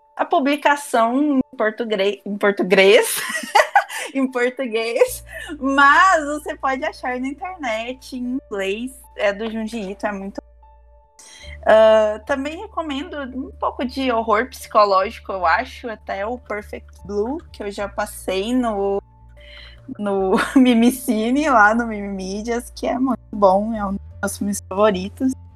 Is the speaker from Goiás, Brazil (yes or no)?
yes; Goiás, Brazil; eu sou goiana, é difícil falar R's puxados